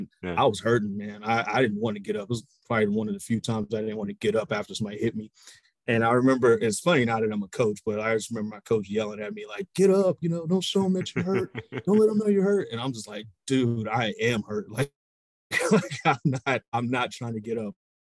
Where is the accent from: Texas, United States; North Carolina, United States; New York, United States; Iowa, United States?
Texas, United States; Baytown; But man, Baytown is a great place to grow up back then, you know, late 80s